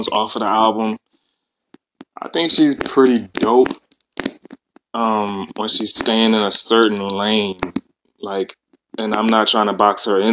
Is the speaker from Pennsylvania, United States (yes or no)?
yes; Philadelphia, Pennsylvania, United States; I'm from Philadelphia